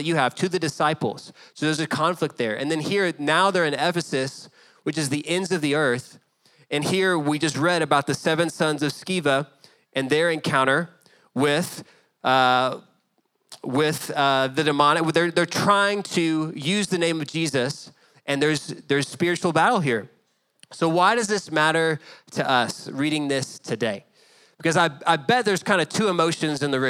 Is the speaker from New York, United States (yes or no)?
no; Dallas, Texas, United States; growing up in Dallas